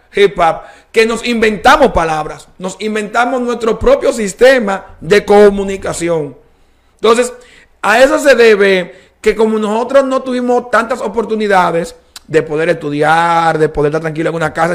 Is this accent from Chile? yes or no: no; Dominican Republic; la cultura dominicana tenemos el merengue, bachata, bichuelo y carne